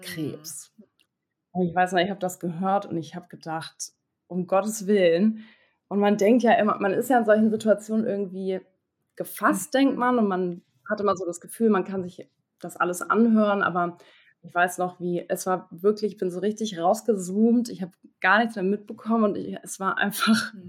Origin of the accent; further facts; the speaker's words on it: Hamburg, Germany; Ich komme aus Hamburg, bin 26 Jahre alt